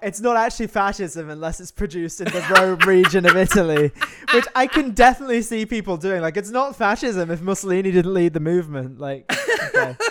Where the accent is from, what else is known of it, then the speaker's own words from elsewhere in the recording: United Kingdom; I'm British and it's part of my character, it's part of my heritage